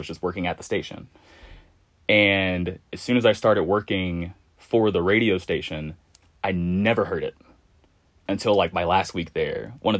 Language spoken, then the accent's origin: English; Louisville, Kentucky, United States; also born or lived in Lexington, Kentucky; I am from Louisville.